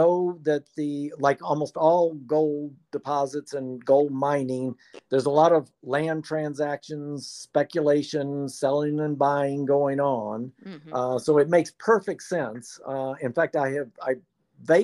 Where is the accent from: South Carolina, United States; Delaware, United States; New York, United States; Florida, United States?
South Carolina, United States; Aiken; also born or lived in Athens, Georgia; now in Oglethorpe County, United States; I was born in Aiken, South Carolina, and went to the University of Georgia